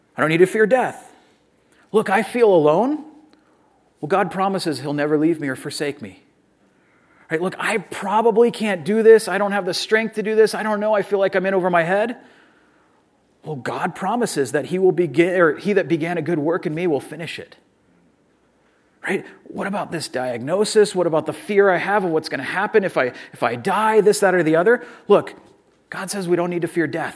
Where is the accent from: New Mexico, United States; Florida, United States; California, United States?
California, United States; Orange County; I'm from Orange County. I'm a Southern California person